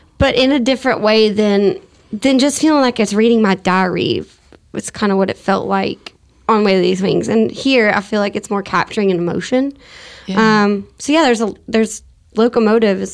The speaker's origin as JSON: {"language": "English", "area": "near the Louisiana border", "region": "Texas", "country": "United States", "tie": "born or raised there", "said": "growing up on the line of Louisiana, I feel like it's very – I mean, I'm from Texas, but – we're an hour from the Louisiana border"}